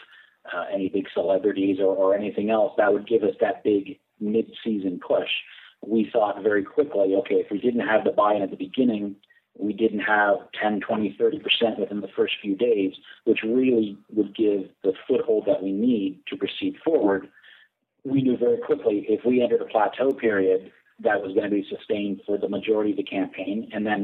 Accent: Canada; We're Canadian

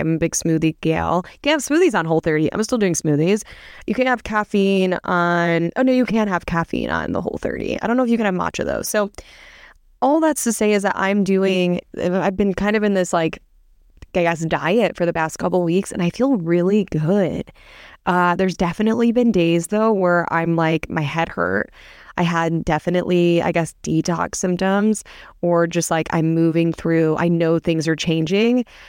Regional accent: Midwest, United States; now in Newport Beach, United States; I live in Newport Beach, and I'm from the Midwest

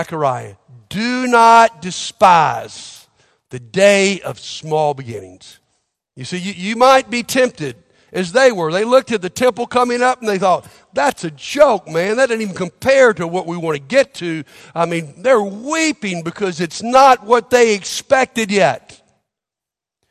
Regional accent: Montgomery, Alabama, United States; I grew up in Montgomery, Alabama

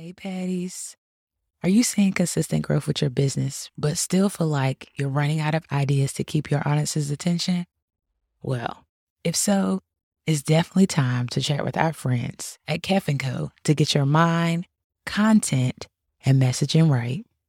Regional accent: Boone, North Carolina, United States; I'm a country, country girl, being born in Bun, North Carolina

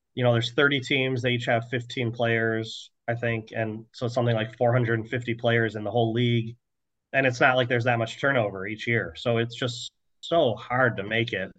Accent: Chicago, Illinois, United States; I'm from the Chicago area

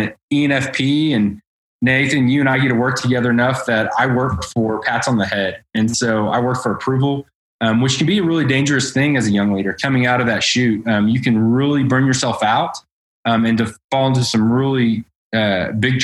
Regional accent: Edmond, Oklahoma, United States; I grew up in North Edmond on 3 acres

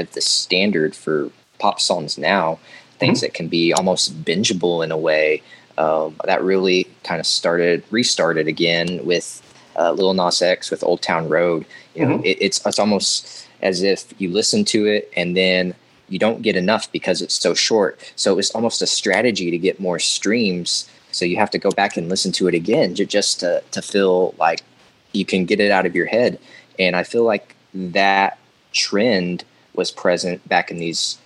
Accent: Arkansas, United States; I'm from Arkansas

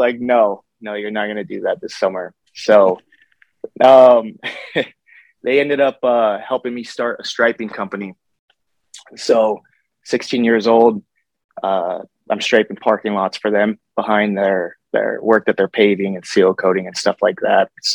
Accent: Bellevue, Colorado, United States; also born or lived in Fort Collins, Colorado; we moved from Fort Collins out to Bellevue. So we went from a small town to like very, very rural small town

